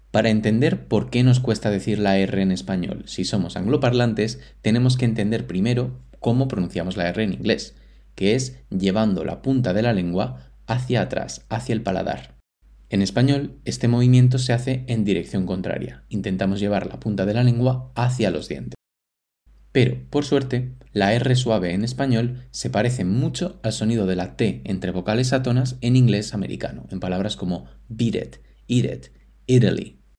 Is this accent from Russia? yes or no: yes; Moscow, Russia; Spanish is a second language; soy de Rusia, de Moscú, y mi pregunta para César es